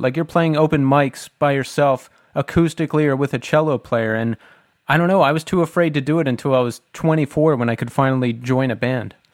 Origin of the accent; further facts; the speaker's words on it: Bucks County, Pennsylvania, United States; Tommy and I are from Bucks County, Pennsylvania, which is just south of Philadelphia